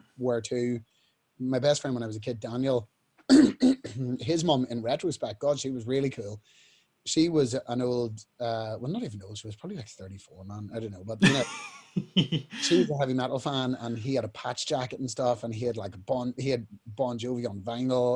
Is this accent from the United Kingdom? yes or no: yes; Newry, Northern Ireland, United Kingdom; We were in Woolworths in Newry, in my hometown